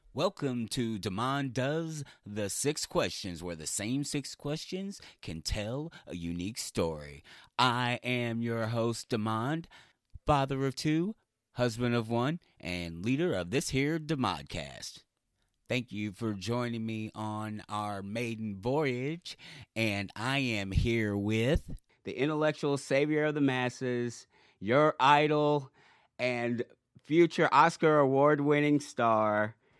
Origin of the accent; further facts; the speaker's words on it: Jeffersonville, Indiana, United States; I'm from Jeffersonville